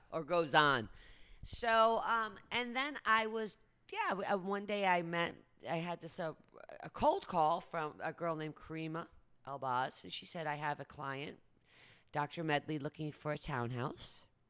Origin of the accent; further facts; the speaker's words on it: Great Barrington, Massachusetts, United States; moved away as an adult; also born or lived in London; I grew up in the Berkshires, Great Barrington, Massachusetts